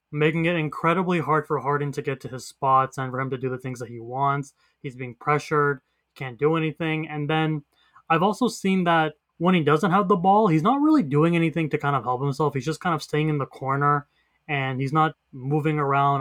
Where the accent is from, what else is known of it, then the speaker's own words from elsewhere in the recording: Canada; I'm Canadian